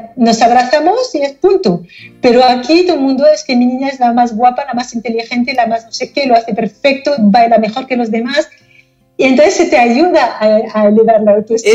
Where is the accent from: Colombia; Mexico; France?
France; Paris, Île-de-France; Spanish is a second language; moved away as an adult; also born or lived in United States; now in Barcelona, Spain; nací en, Francia, no en París mismo, pero llegué a París cuando tenía un año, con lo cual he crecido en París